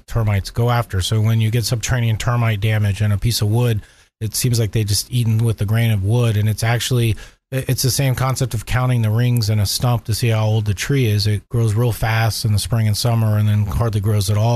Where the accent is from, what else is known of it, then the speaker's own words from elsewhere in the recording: Orlando, Florida, United States; also born or lived in Southeast Georgia; I grew up in Orlando